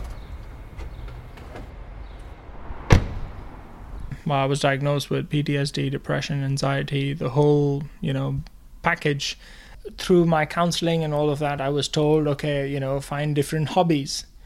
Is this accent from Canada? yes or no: no; India; moved away as an adult; also born or lived in United Kingdom; now in Worcester, United Kingdom; I'm originally from India, moved here to do my master's in automotive engineering